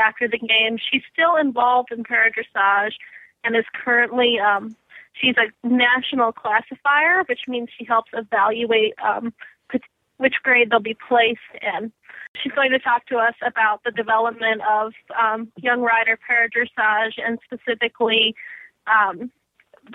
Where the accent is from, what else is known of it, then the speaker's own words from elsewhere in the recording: Wayzata, Minnesota, United States; moved away as an adult; now in Ann Arbor, United States; my area where I grew up in Minnesota